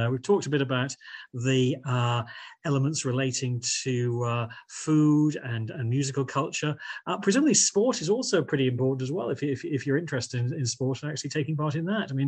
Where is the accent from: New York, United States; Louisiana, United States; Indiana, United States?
Louisiana, United States; Baton Rouge; I am. I'm from Baton Rouge. You can't get much more uh, Louisiana based than Baton Rouge.